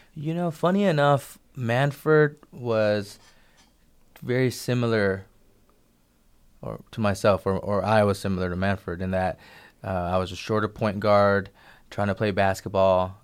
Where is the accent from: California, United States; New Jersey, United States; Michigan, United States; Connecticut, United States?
California, United States; Bay Area; growing up in the Bay Area, I had a lot of collectively Asian-American